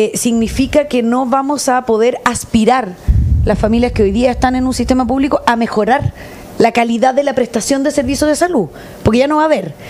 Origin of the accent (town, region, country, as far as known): Chile